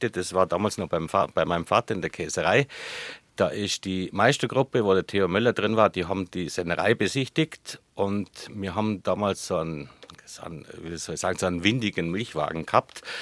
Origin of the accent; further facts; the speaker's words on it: Germany; Äh, man ist als Deutscher im Ausland, das ist ja mal äh, eine wichtige Erfahrung.